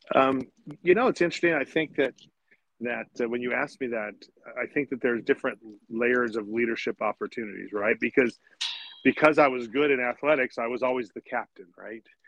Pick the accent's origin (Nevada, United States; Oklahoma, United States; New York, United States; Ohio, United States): Nevada, United States; South Lake Tahoe, Nevada side, United States; I grew up up here in South Lake Tahoe, of course, on the Nevada side